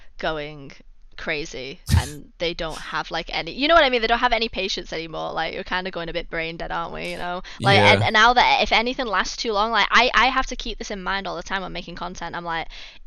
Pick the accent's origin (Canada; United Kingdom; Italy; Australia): United Kingdom; we're British.